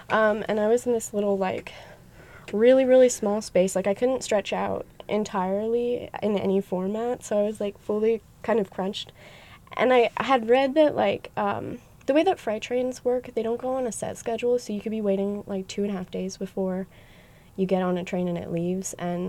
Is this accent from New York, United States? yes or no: no; Pennsylvania, United States; moved away as an adult; also born or lived in Olympia, Washington; I was born in Pennsylvania, and I lived there for 18 years. And then when I graduated high school, I went to college at the Evergreen State College in Olympia, Washington.